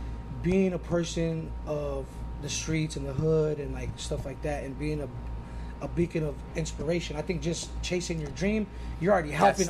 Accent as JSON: {"language": "English", "town": "Los Angeles", "region": "California", "country": "United States", "tie": "born or raised there", "said": "Growing up on the West Coast"}